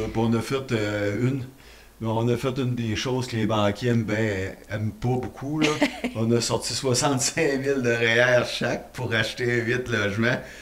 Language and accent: French; Rivière-du-Loup, Quebec, Canada; moved away as an adult; now in Rimouski, Canada; J'étais originaire de la Rivière-du-Loup, j'avais déjà de l'immobilier là.